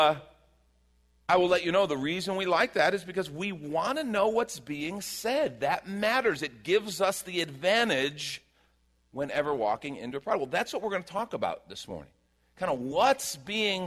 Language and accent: English; Chicago, Illinois, United States; moved away; I grew up in Chicago.